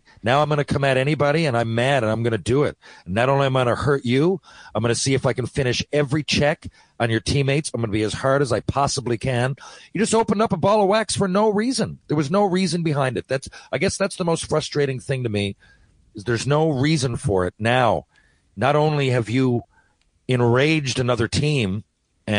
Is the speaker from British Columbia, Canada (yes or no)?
no; Newfoundland and Labrador, Canada; when it comes to Newfoundland, I really take pride in our heritage.